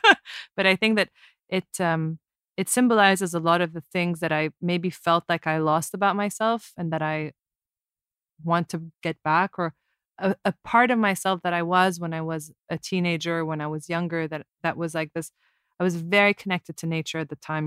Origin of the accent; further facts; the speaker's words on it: Abu Dhabi, United Arab Emirates; When I was growing up in Abu Dhabi, it's like our whole lives revolved around the ocean